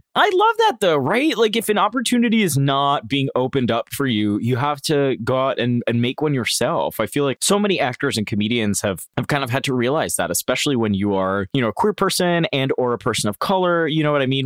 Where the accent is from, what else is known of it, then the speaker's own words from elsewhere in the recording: Florida, United States; also born or lived in Puerto Rico; now in New York, United States; growing up in Florida, I learned to sleep through hurricanes